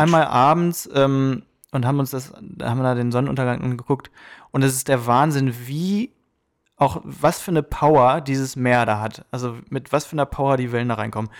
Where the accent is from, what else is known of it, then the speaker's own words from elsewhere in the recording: Germany; now in United States; ich bin Deutscher